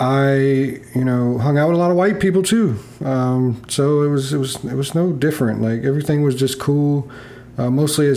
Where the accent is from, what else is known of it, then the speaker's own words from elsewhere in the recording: Beaufort, North Carolina, United States; moved away; also born or lived in Newport, North Carolina; I grew up in North Carolina, a small town called Beaufort. And before moving to Beaufort, I lived in a town called Newport.